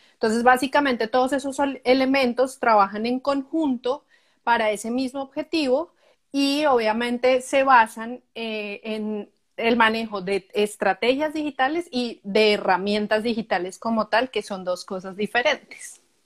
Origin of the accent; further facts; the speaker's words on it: Colombia; moved away as an adult; now in Canada; yo soy colombiana, eh, vivo en Canadá hace más o menos ocho años.